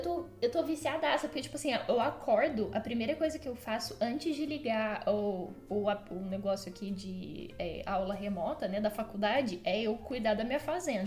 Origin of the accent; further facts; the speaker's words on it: Franca, São Paulo, Brazil; sou de Franca